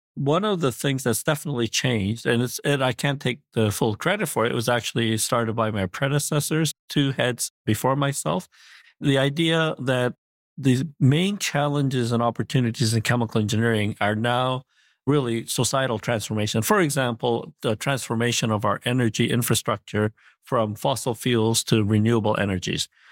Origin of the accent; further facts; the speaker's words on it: Montreal, Quebec, Canada; also born or lived in Korea; I was born in Korea, but at a le-, young age, uh, age seven, I, uh, immigrated to Montreal, Canada.